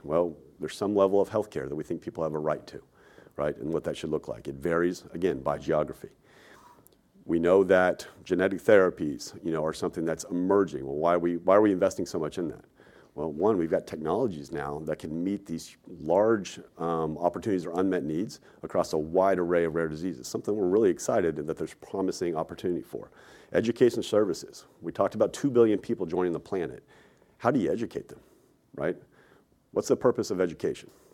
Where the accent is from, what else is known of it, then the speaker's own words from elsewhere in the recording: Texas, United States; moved away as an adult; also born or lived in New York; I'm a Texan, right? Born and raised there, went and lived in New York for roughly fifteen years, moved back to Texas